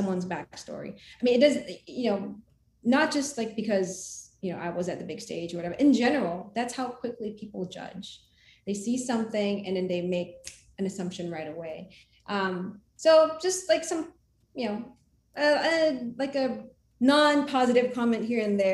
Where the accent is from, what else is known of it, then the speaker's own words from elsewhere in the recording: Philippines; moved away as an adult; now in United States; my country, because I, you know, was born and raised in the Philippines